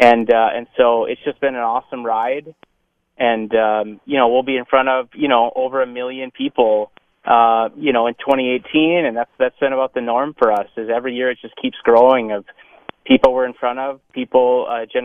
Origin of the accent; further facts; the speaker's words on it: North Dakota, United States; now in Minneapolis, United States; I'm from North Dakota.